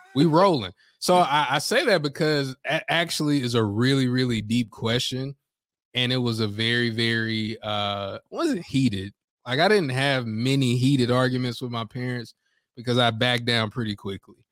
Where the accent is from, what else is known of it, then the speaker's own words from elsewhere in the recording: Greensboro, North Carolina, United States; I'm from Greensboro and, uh, and I'm black